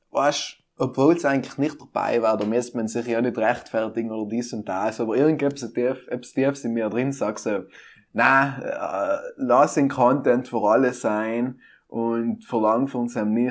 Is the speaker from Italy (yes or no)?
yes; South Tyrol, Trentino-Alto Adige, Italy; Ich bin ein Südtiroler Portal von der äußeren Welt.